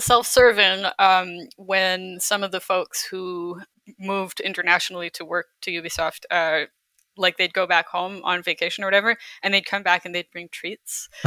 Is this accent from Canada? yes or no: yes; Calgary, Alberta, Canada; moved away as an adult; also born or lived in Baguio City, Philippines / Halifax; I grew up in Calgary